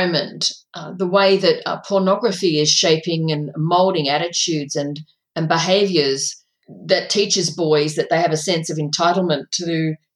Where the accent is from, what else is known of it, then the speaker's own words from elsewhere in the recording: a country town in Victoria, Australia; my hometown, growing up in a country town in Victoria